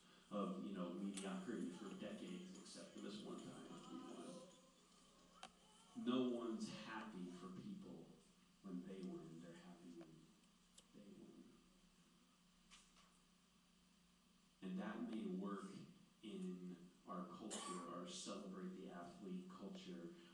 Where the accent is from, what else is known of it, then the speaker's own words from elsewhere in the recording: Clearwater, Florida, United States; I grew up in Clearwater outside of Tampa